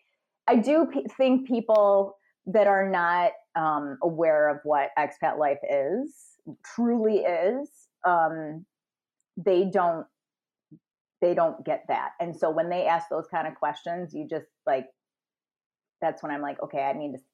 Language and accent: English; United States; moved away; I'm American.